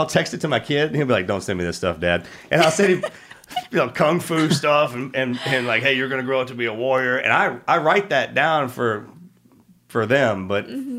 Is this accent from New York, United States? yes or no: no; Texas, United States; Raised right in here in Texas, man.